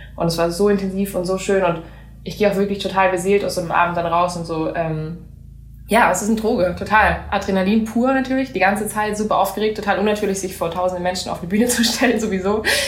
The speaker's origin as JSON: {"language": "German", "region": "Southern Germany", "country": "Germany", "also_born_or_lived": "United States", "first_language": "German", "said": "ganz im Süden, da wo ich, da wo ich herkomme"}